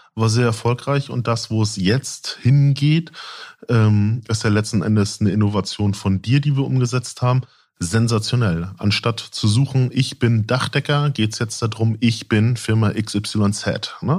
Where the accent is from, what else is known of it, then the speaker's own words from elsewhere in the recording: Lübeck, Schleswig-Holstein, Germany; Ich bin äh, eigentlich gebürtiger Lübecker